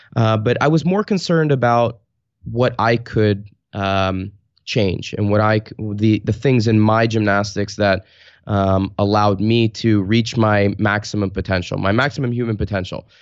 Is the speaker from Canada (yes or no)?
no; Garwood, New Jersey, United States; moved away as an adult; also born or lived in New York City / Italy; now in Portland, United States; I grew up in Garwood, New Jersey, which is a tiny town